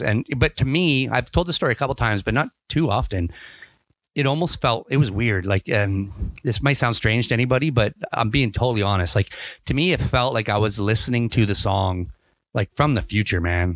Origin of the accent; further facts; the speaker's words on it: Ontario, Canada; moved away as an adult; also born or lived in England / Kamloops, British Columbia; now in British Columbia, Canada; I grew up in Ontario